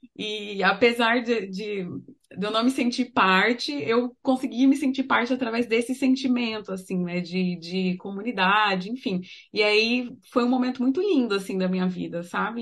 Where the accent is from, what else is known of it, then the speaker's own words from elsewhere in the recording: Três Lagoas, Mato Grosso do Sul, Brazil; also born or lived in Dourados; eu também sou de Três Lagoas, morei muito tempo em Dourados, mas sou de Três Lagoas